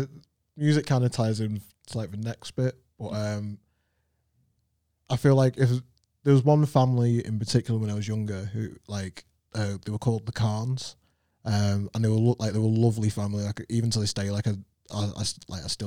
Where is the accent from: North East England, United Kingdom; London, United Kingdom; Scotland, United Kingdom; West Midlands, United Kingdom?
London, United Kingdom; I was born in London. I was born into the care system